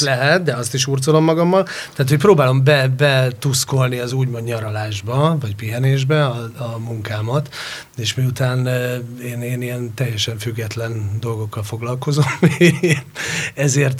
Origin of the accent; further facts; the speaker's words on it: Hungary; also born or lived in Spain; Igen, én ott nőttem föl